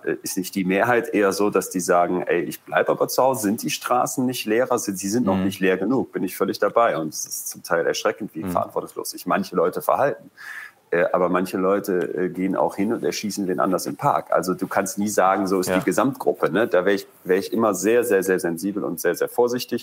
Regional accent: Germany; bei uns in Deutschland

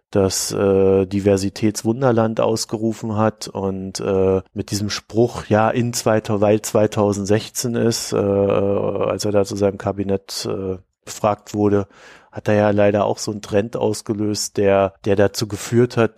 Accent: East Germany, Germany; born there; Ja, und ich, weißt du, ich bin in der DDR geboren.

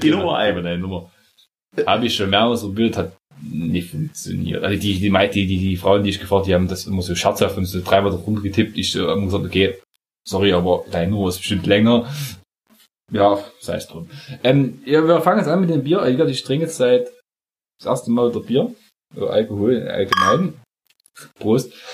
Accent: Saxony, Germany; wir kommen oh. aus, aus, aus der Zone, aus Sachsen

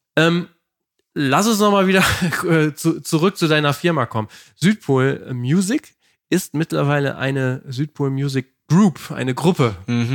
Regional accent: Lower Saxony, Germany; wir kommen ja aus Niedersachsen

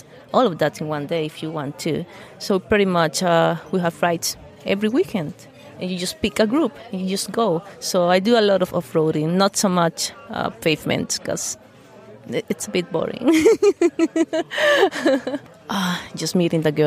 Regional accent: Costa Rica; I am from Costa Rica

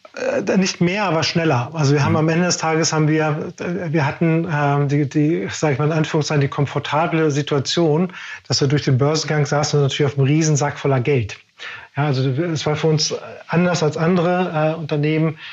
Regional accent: Germany; Wir sind ja als Deutsche groß geworden

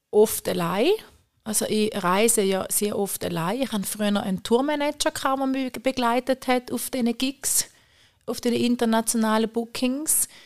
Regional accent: St. Gallen, Switzerland; ich bin gerne in der Stadt St. Gallen, ich fühle mich da wohl, das ist auch meine Heimat.

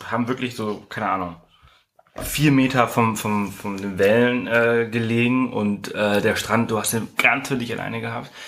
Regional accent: Balearic Islands, Spain; Also, also was heißt nicht gesehen? Ich komme aus Mallorca, natürlich habe ich das gesehen.

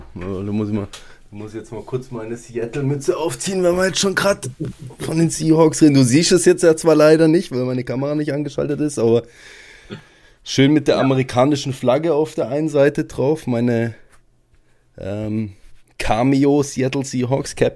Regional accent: Germany; bei uns in Deutschland

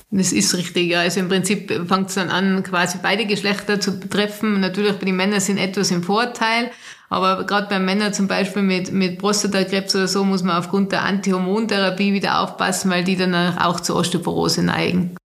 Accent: Austria; bei uns in Österreich

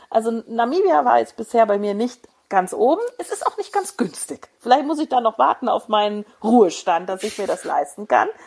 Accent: Hesse, Germany; Nein, ich bin kein Hesse mehr, nicht mehr

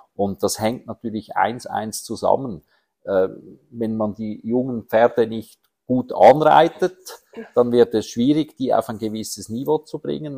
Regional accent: Horgen, Zurich, Switzerland; Ich bin in Horgen aufgewachsen

